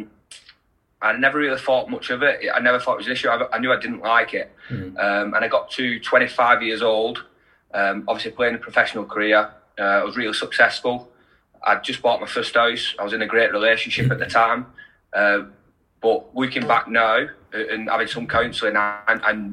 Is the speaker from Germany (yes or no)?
no; Wigan, North West England, United Kingdom; I'm from Wigan, and rugby league's massive in Wigan. So I've played it all my life since I was 4 years old.